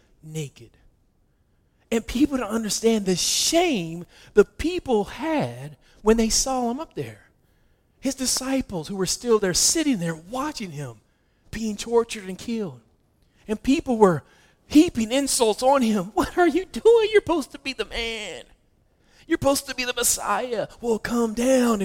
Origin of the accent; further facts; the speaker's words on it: West Virginia, United States; I'm from West Virginia, so I didn't even pronounce that correctly